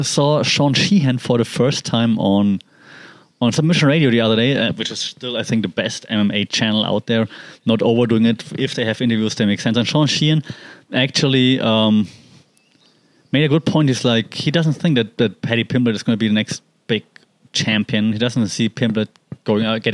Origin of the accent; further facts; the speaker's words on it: Germany; I'm from Europe. I mean, Germany and Poland